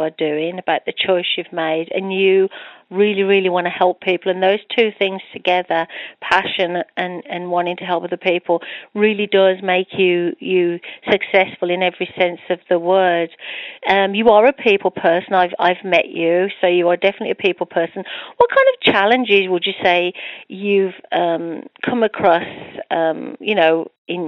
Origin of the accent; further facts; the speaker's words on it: United Kingdom; accent: British; my British accent